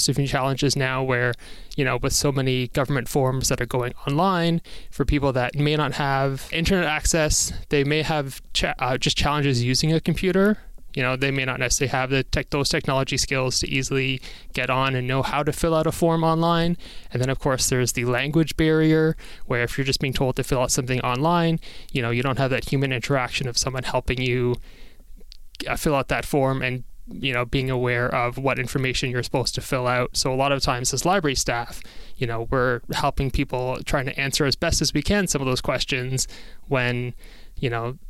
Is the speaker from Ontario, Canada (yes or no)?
yes; Toronto, Ontario, Canada; I was born in Toronto, and my family, my grandparents on my mom's side were the most recent people to immigrate to Canada